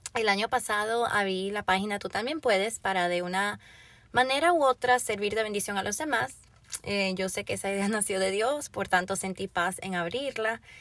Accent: Florida, United States; also born or lived in Puerto Rico; Vivo en el estado de la Florida. Vivo aquí desde los 8 años de edad. Mis padres son de República Dominicana y yo nací en Puerto Rico

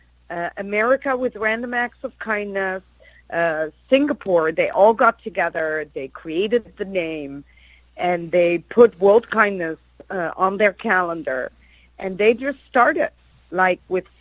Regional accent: Netherlands; I'm from Holland

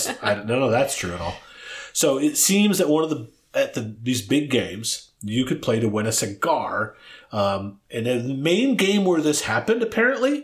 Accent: Michigan, United States; I'm from Michigan

